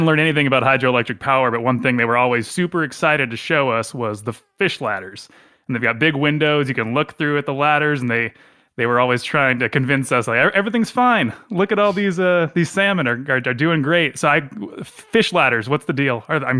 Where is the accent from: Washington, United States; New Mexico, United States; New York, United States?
Washington, United States; Vancouver; I grew up on the banks of the Columbia in Vancouver